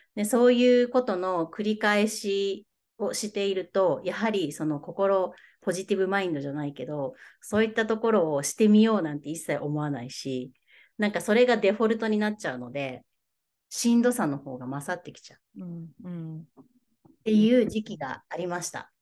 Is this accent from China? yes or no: no; Tohoku, Japan; also born or lived in Australia; now in Kyoto Prefecture, Japan; 元はですね、えー、東北育ちなんですけど